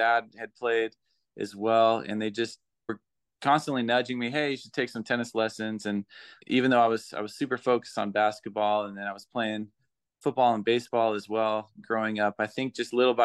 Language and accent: English; Palm Springs, California, United States; born or raised there; also born or lived in Santa Barbara, California / Utah; now in Las Vegas, United States